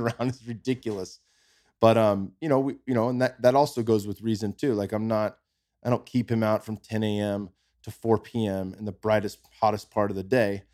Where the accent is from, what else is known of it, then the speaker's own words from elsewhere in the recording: California, United States; moved away as an adult; now in Austin, United States; we're from California. My son's born in California, same near, right down the street from where I was